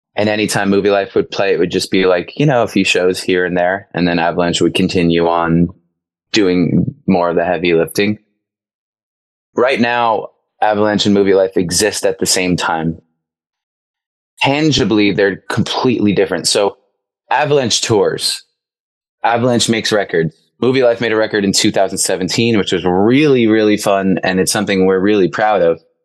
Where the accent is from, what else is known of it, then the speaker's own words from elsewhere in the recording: Long Island, New York, United States; I grew up in on Long Island. In Long Island, on Long Island, we say